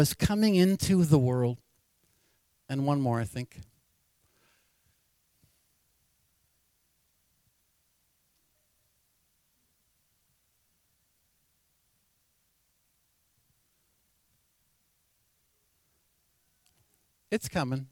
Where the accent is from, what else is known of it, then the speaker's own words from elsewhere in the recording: Anchorage, Alaska, United States; Born and raised in Anchorage, Alaska.